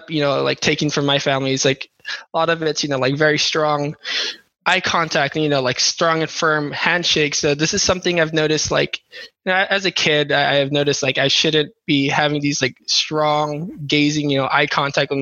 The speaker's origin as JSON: {"language": "English", "town": "Carson", "region": "California", "country": "United States", "tie": "born or raised there", "also_born_or_lived": "San Diego, California / Philippines (parents)", "said": "I was born off in San Diego, I moved to Carson like when I was about 2 years old"}